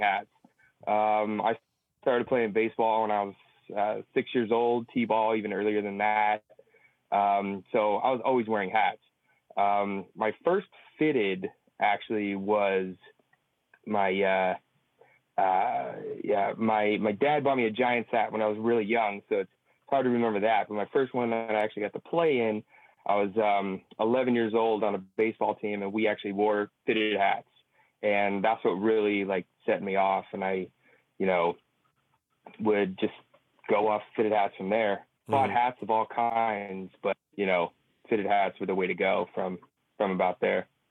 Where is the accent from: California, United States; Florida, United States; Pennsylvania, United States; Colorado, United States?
California, United States; San Francisco; We're both from San Francisco, both from the Bav